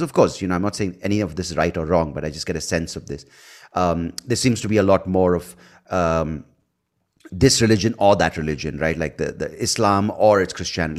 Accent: India; also born or lived in United States; I speak as an Indian

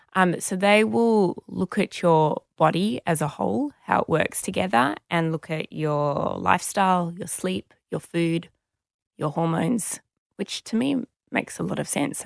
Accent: Sydney, New South Wales, Australia; I grew up in Sydney

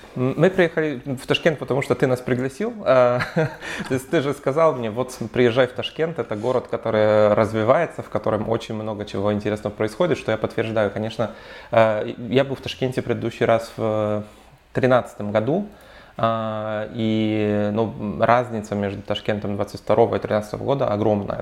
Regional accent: Warsaw, Masovian Voivodeship, Poland; я вообще из Варшавы, у нас в Варшаве

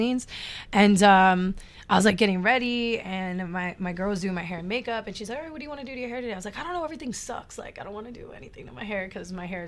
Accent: Tampa, Florida, United States; also born or lived in Miami; I was born there

